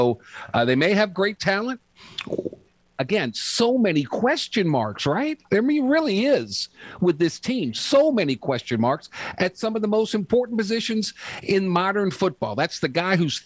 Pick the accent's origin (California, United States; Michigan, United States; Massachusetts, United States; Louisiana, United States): Louisiana, United States; New Orleans; my hometown of New Orleans